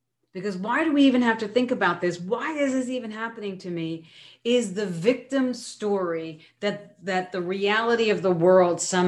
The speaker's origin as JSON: {"language": "English", "region": "New York", "country": "United States", "said": "being a New Yorker"}